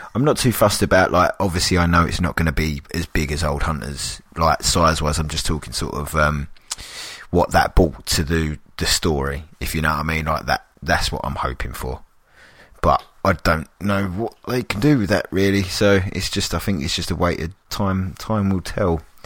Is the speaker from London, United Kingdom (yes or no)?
yes; London, United Kingdom; I'm a Londoner